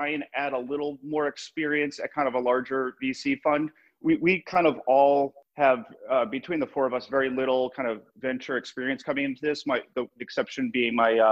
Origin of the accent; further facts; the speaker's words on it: Boston, Massachusetts, United States; moved away as an adult; now in New York, United States; I love Boston as my hometown